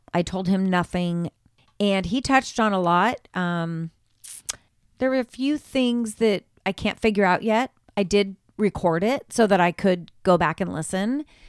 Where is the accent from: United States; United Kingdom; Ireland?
Ireland; First of all, I am Irish. I am Irish. So when this popped up, I thought, well, what better medium for me to start with?